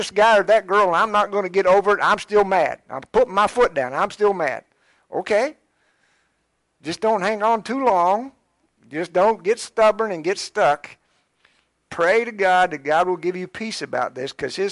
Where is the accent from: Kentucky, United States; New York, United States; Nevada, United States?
Kentucky, United States; Scott County, Harrison County; I grew up in Scott County, in Harrison County, and I don't think that I knew but about one black family.